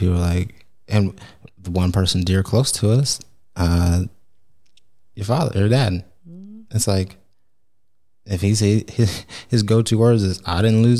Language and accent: English; Oklahoma, United States; moved away; when we move, people think Oklahoma, because we're from Oklahoma.